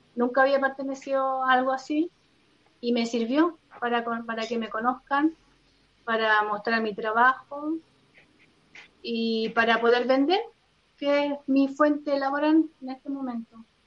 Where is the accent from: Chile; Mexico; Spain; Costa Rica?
Chile; Rancagua, O'Higgins; Soy de Rancagua